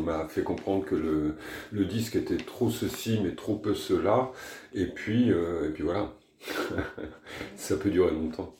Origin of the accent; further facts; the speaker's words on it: France; je suis français, que j'habite en France